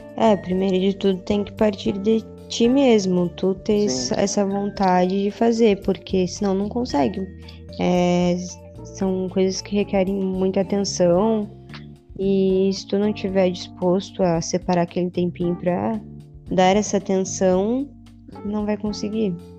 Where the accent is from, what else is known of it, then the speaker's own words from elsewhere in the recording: Uruguaiana, Rio Grande do Sul, Brazil; now in Santa Catarina, Brazil; Eu vim de Uruguaiana, no Rio Grande do Sul. Estou já há um tempão aqui em Santa Catarina